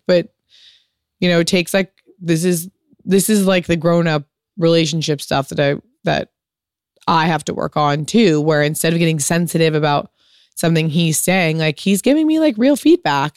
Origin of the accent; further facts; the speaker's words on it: United States; a fucking product of, of being American